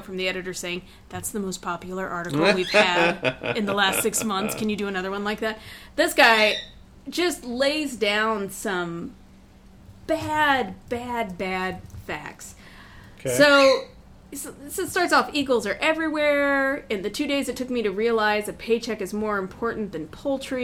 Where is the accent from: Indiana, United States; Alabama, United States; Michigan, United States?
Indiana, United States; moved away; From my home state of Indiana.